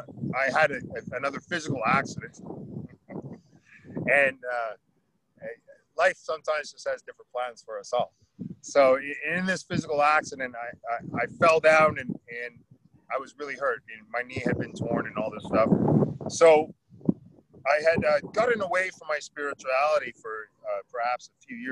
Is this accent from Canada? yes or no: yes; Oromocto, New Brunswick, Canada; I'm down here at the Oromocto First Nations. So we're down in the water. Oromocto is a First Nations, we're a Maliseet people